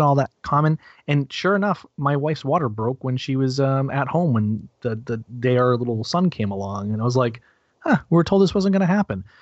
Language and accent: English; New Hampshire, United States; I'm also a na- native New Hampshireite